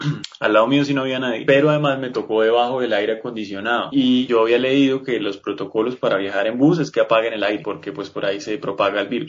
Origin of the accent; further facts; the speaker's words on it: Colombia; soy colombiano